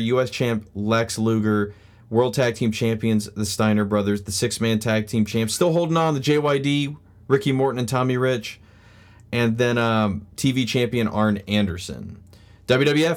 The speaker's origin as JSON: {"language": "English", "country": "Australia", "said": "my home country, Australia"}